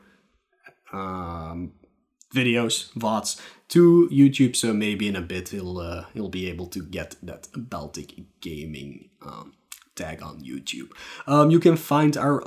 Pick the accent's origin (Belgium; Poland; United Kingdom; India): Belgium; I'm from Belgium.